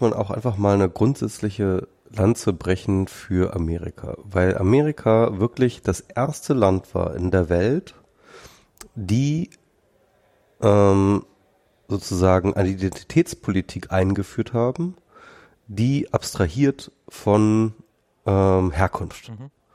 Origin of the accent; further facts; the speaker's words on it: Germany; wir Deutschen